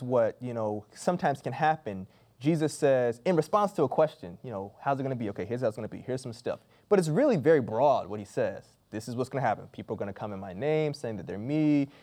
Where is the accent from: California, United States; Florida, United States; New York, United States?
Florida, United States; Growing up in Florida, we knew seasonally hurricanes were going to come